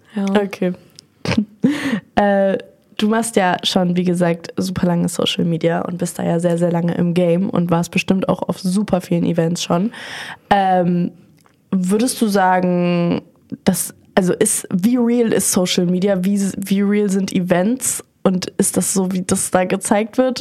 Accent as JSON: {"language": "German", "region": "Berlin", "country": "Germany", "said": "ich bin 21 und bin aus Berlin"}